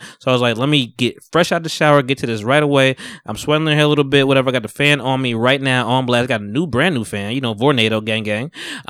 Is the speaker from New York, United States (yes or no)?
yes; Harlem, New York, United States; born there; If y'all don't know, I was born in Harlem. You know, I don't know shit about Harlem, but you know, I rep it.